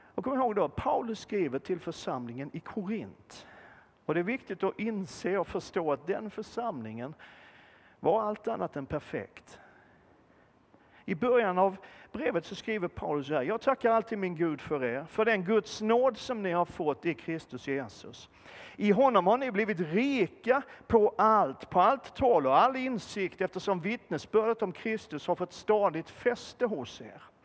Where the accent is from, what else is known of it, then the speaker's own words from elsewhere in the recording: Malmö, Skåne, Sweden; född och uppvuxen i centrala Malmö